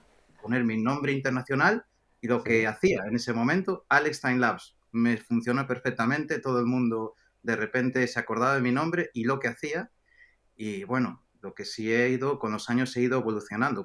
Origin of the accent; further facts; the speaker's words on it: Galicia, Spain; moved away as an adult; also born or lived in Hong Kong; también en, España, en Galicia, de donde soy